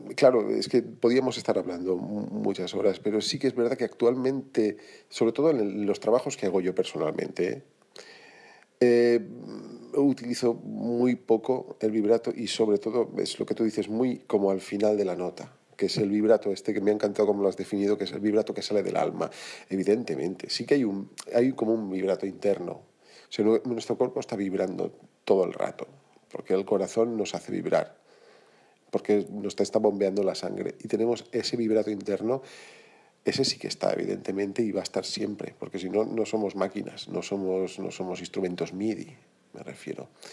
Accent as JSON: {"language": "Spanish", "town": "Sedaví", "region": "Valencian Community", "country": "Spain", "moved": "as an adult", "lives_now": "Barcelona, Spain", "said": "soy de Valencia, soy valenciano, soy del mismo pueblo que Carlos Martín, soy de un pueblecito pegado a Valencia que se llama Sedaví"}